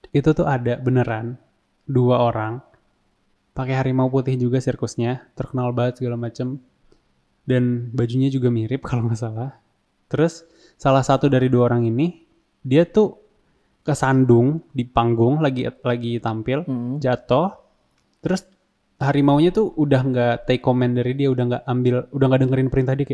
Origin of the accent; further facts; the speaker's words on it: Indonesia; Kita emang orang Indo tuh nggak nonton The Simpsons